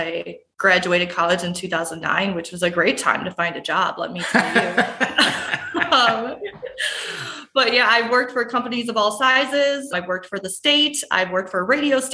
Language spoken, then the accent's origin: English; Wausau, Wisconsin, United States; I grew up in Wausau, Wisconsin, which is right in central Wisconsin